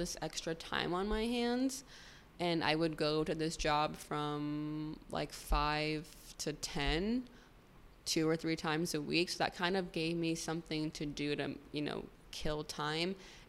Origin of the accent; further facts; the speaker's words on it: Arizona, United States; moved away; But it was really hard because I came from Arizona where it's sunny 24/7, the sky is blue, to living somewhere where it's raining all the time